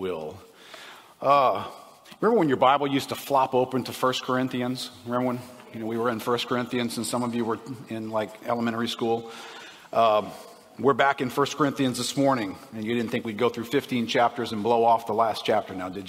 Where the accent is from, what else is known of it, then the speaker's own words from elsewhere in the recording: United States; growing up in America